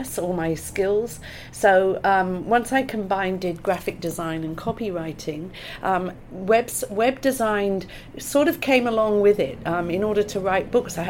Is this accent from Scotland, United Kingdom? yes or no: no; Gloucester, South West England, United Kingdom; moved away as an adult; now in Australia; you can probably guess by my accent that I'm from the UK. I was born in Gloucester in England, and I came to Australia in 95